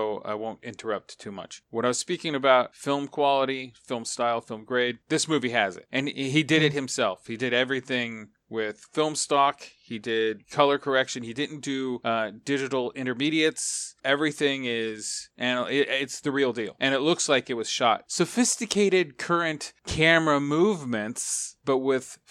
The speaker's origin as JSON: {"language": "English", "region": "Southern California", "country": "United States", "tie": "born or raised there", "said": "when I was growing up in Southern California, I went to a private school."}